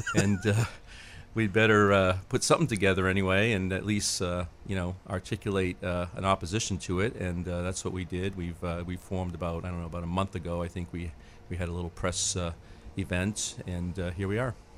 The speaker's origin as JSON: {"language": "English", "town": "Lewiston", "region": "Maine", "country": "United States", "tie": "born or raised there", "said": "I grew up in Lewiston."}